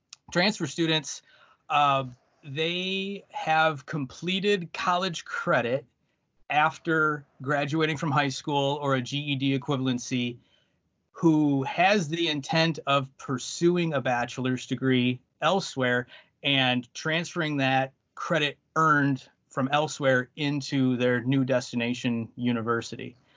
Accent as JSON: {"language": "English", "region": "the Thumb area of Michigan", "country": "United States", "said": "I am from the Thumb area of Michigan"}